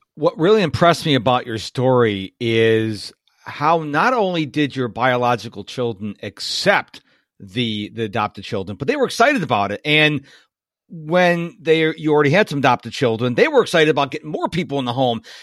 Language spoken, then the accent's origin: English; United States; I was born in America.